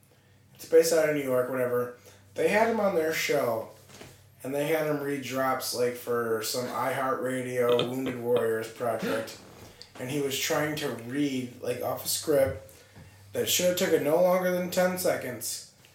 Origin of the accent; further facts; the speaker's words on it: Ireland; Competitive fighting, and as an Irishman.